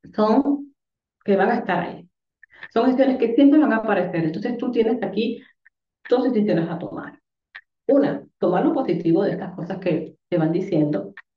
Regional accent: Dominican Republic; moved away; also born or lived in Tenerife, Spain; yo soy dominicana

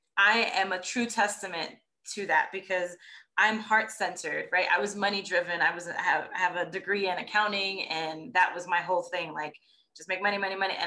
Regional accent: New York, United States; moved away; I'm from New York originally.

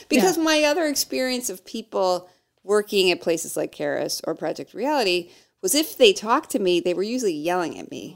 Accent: Midwest, United States; we're from the Midwest. We're Midwest nice.

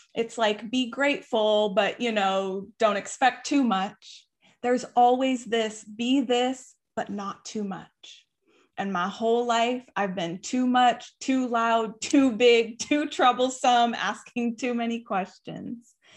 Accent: Tucson, Arizona, United States; I was raised in Tucson, Arizona

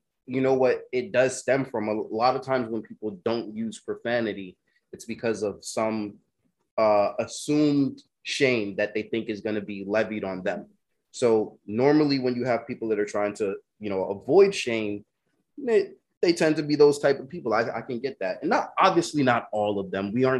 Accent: United States; also born or lived in California; as an American

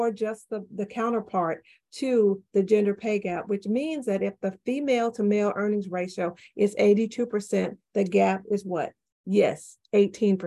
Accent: the Florida Panhandle, United States; also born or lived in Ohio; now in Memphis, United States; I grew up in the panhandle of Florida

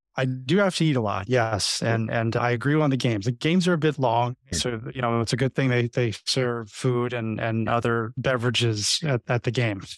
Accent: South Florida, United States; moved away as an adult; I'm actually from South Florida, so I've I've been here for 20 years

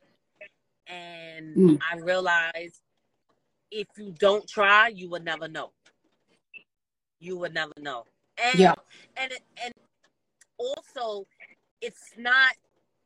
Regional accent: New York, United States; I'm from New York

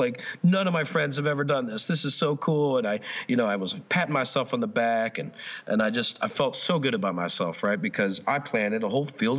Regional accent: New Jersey, United States; I'm from New Jersey

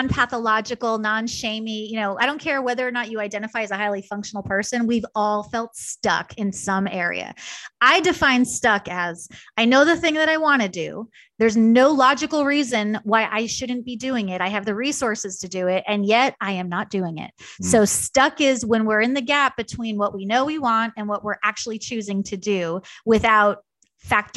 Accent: New York, United States; moved away; also born or lived in Kansas; I'm a New Yorker born and bred

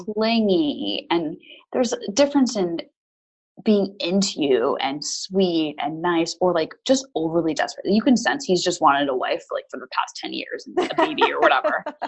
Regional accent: United States; now in London, United Kingdom; I am an American living in London

